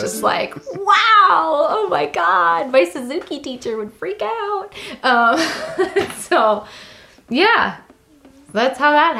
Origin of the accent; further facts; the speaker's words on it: outside of Boston, Massachusetts, United States; growing up outside of Boston, there was a ton of Irish. So I grew up a lot listening to Irish music